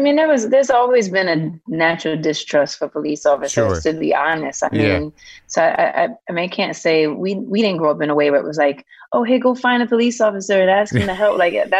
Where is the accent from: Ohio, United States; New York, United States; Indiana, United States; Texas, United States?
New York, United States; New York City; Hell's Kitchen and also Harlem.